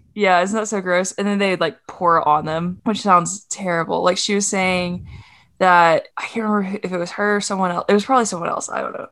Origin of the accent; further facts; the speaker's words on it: Duncan, Oklahoma, United States; my hometown of Duncan, Oklahoma